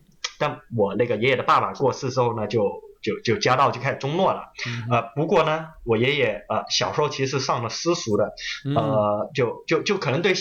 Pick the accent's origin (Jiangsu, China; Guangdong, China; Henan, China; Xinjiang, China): Guangdong, China; Guangzhou; moved away as an adult; also born or lived in Kaiping; now in Australia; 我呢是出生在广州，但是呢，我的那个老家是一个著名的侨乡，就叫开平。